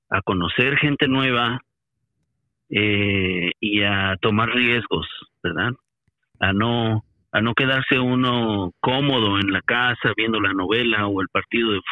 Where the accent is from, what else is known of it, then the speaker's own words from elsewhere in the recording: Mexico; now in United States; yo salí de México porque estaba buscando un poco de espacio personal para reevaluar revaluar la vida y revaluar metas y demás. Y llegué aquí a Estados Unidos